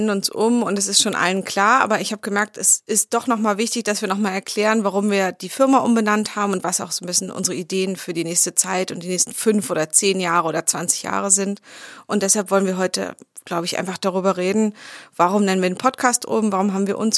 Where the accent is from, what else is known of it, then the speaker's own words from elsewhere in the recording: Berlin, Germany; Berlinerin und für mich sind so die alten Postleitzahlbezirke sind so ein bisschen noch so eine ganz alte kindliche Orientierung, wie sich die Stadt gestaltet.